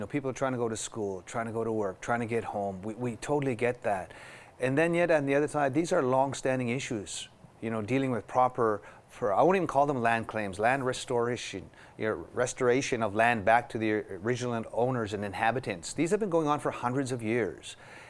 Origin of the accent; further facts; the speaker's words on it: Canada; So I would say it's coming together because we're all in this together as Canadian people, you know, as First Nations people and non-Indigenous people.